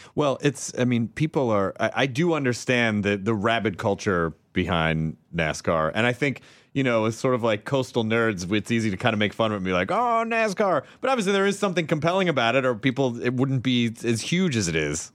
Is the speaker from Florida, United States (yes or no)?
no; Memphis, Tennessee, United States; now in Los Angeles, United States; I grew up in uh, Memphis, Tennessee